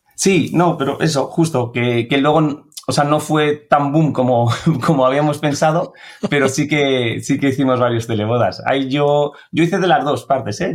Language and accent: Spanish; a town next to Aranjuez, near Valdemoro, Community of Madrid, Spain; pueblo que está al lado de, de Aranjuez, eh, más cerquita de Valdemoro.